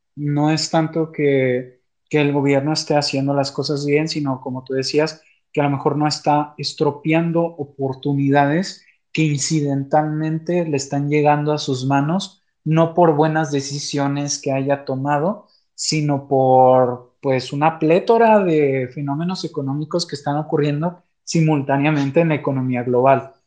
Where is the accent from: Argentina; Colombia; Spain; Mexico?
Mexico; como mexicanos